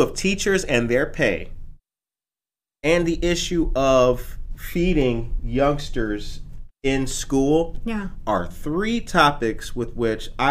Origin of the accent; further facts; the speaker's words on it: Harvey, Illinois, United States; I grew up in Harvey